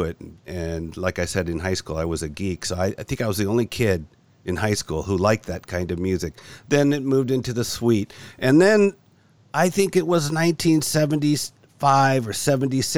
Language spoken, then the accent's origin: English; California, United States; moved away as an adult; now in Tokyo, Japan; I was born in California. Moved back to California, I think in the 1970 or so